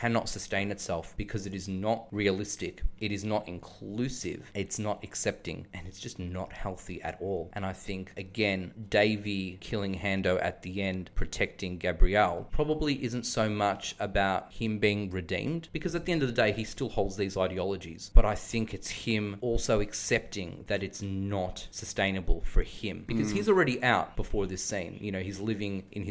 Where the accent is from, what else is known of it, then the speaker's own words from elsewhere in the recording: Australia; as an Australian who's always lived in the Western suburbs, who comes from an immigrant background